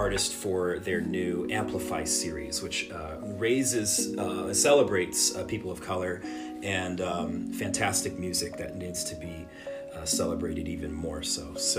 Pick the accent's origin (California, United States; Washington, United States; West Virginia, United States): California, United States; Los Angeles; also born or lived in United Kingdom / Southern Orange County; I was born in Los Angeles, raised in a couple of different places, Los Angeles, the UK, and Southern Orange County